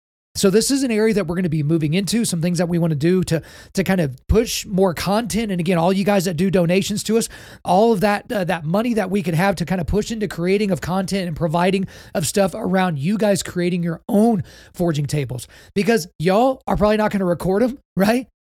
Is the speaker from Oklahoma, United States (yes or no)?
yes; Oklahoma, United States; born there; So I was born in Oklahoma, so I'm a Christian, right?